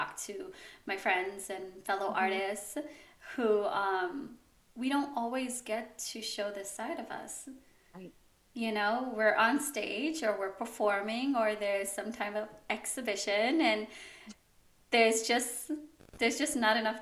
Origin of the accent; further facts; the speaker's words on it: New York City, New York, United States; I grew up in the Bronx.